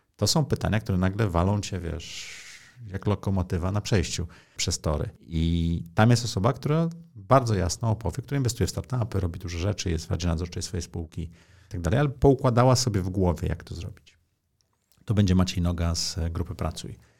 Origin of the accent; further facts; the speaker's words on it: Poland; urodziłem się w kraju, okej, okay, w komunizmie, ale w Europie